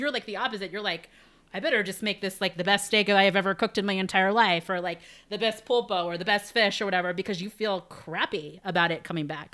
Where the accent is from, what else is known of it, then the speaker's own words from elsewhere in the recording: United States; growing up in America